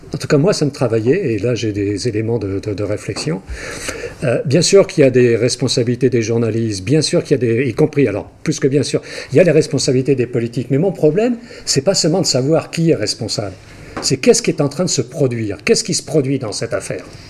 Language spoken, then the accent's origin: French; Brittany, France; je suis breton, je suis fier d'être breton